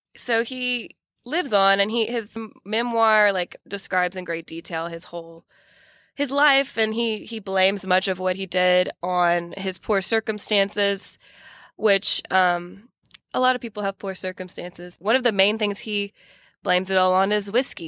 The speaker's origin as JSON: {"language": "English", "town": "Ville Platte", "region": "Louisiana", "country": "United States", "tie": "born or raised there", "said": "my hometown"}